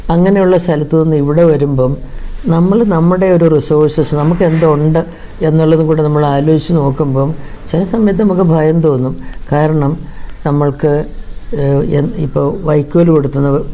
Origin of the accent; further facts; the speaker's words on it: Kuttanad, Kerala, India; ഞാൻ ഈ കുട്ടനാട്ടിലൊക്കെ ജനിച്ചു വളർന്നത്